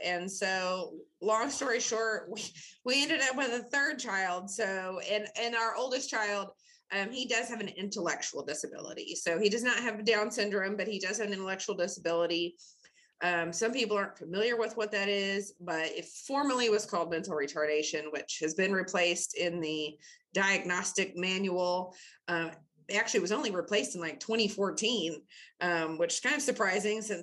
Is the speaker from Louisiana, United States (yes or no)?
no; Bentonville, Arkansas, United States; I grew up in Bentonville back in the day when the population was like 13,000, graduated from Bentonville High School